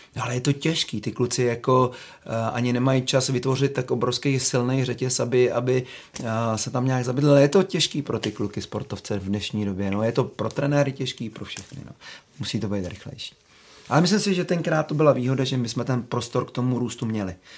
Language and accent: Czech; Czechia; jsem Čech